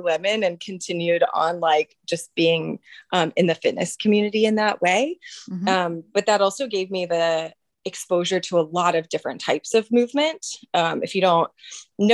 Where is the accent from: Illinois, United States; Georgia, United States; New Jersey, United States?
Georgia, United States; Atlanta; moved away as an adult; also born or lived in Richmond, Virginia; now in Charlottesville, United States; I am from Atlanta originally.